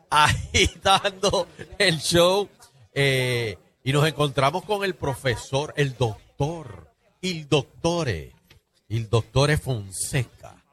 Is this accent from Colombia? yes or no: no; Gurabo, Puerto Rico; moved away; soy de Gurabo.